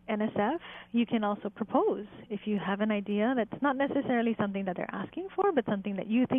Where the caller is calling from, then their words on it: Switzerland; Calling in from Switzerland.